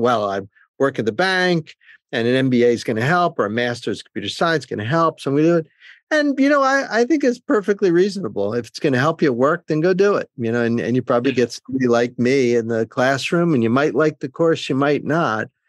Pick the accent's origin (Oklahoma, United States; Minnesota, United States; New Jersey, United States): New Jersey, United States; I grew up in New Jersey